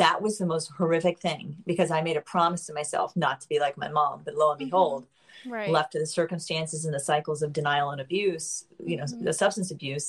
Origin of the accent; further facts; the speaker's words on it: Miami Beach, Florida, United States; Miami. I won't